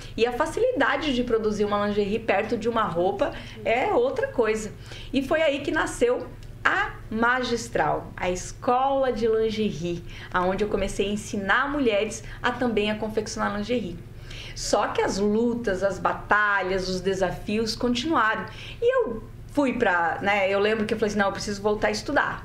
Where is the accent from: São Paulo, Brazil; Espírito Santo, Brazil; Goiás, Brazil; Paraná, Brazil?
Paraná, Brazil; interior of; also born or lived in Santa Catarina; eu fui adotada, né, por uma família de agricultores é, do interior do Paraná. Eu nasci em Santa Catarina